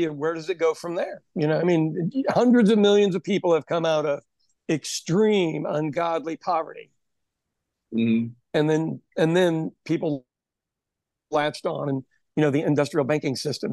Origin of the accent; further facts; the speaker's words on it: Ireland; As an Irish person